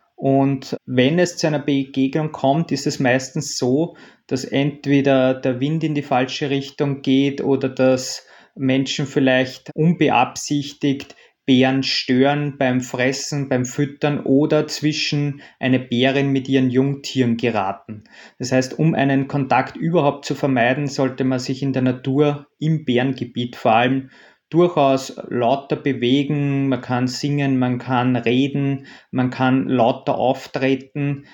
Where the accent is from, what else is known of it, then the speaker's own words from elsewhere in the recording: Austria; bei uns in Österreich